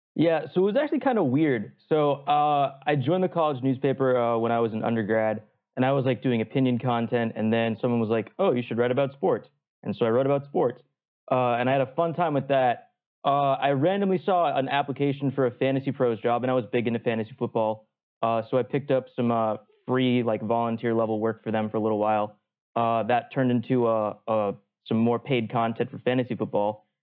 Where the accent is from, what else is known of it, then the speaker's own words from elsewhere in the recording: New England, United States; also born or lived in Atlanta; now in Boston, United States; I grew up in New England